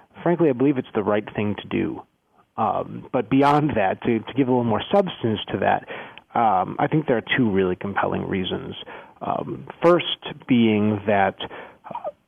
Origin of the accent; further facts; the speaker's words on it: Skokie, Illinois, United States; I grew up in Skokie